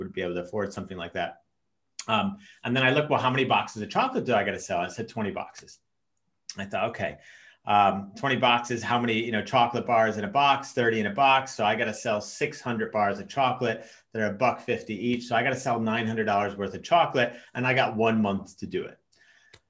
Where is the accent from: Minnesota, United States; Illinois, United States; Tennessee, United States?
Illinois, United States; Chicago; I'm half Norwegian, half American, but I grew up in the States in Chicago from the age of five